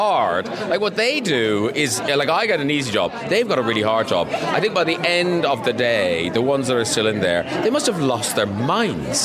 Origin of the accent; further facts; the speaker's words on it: Ireland; moved away; I'm from Ireland